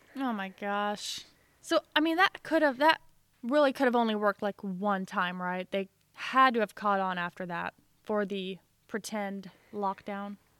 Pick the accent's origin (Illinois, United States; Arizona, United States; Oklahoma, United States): Illinois, United States; now in Missouri, United States; And I'm originally from Illinois, and I now live in Missouri.